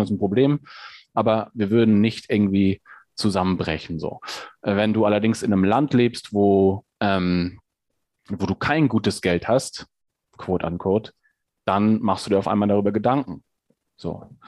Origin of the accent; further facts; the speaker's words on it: Hamburg, Germany; now in Hesse, Germany; ich bin in, in Hamburg groß geworden, ähm, äh, in der Innenstadt in Hamburg